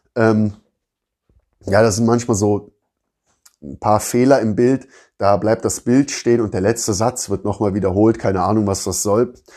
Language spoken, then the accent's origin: German; Rhineland, Germany; now in Southern Germany, Germany; da, wo ich aus dem Rheinland, also da, wo ich herkomme, also im Rheinland